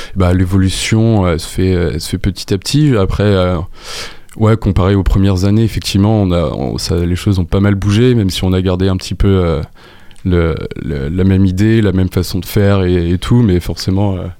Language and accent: French; Le Mans, Pays de la Loire, France; also born or lived in Angers; je viens du Mans